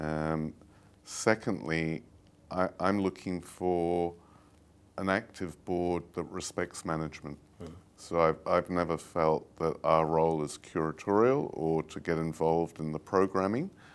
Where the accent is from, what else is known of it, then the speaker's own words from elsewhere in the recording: London, United Kingdom; moved away; also born or lived in Italy; I grew up in London, and, um, like most, um, English people